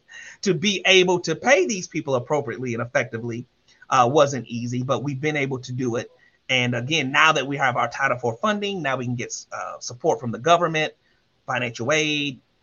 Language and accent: English; Columbia, South Carolina, United States; I'm from Columbia, South Carolina, the oldest of 5